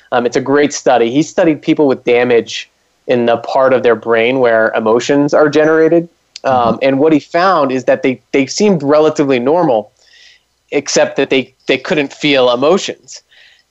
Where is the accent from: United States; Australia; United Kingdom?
United States; East Coast; I'm from the East Coast